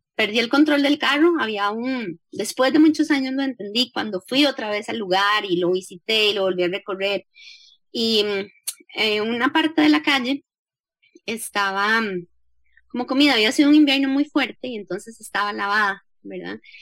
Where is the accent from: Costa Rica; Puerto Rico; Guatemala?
Costa Rica; nací en el Hospital México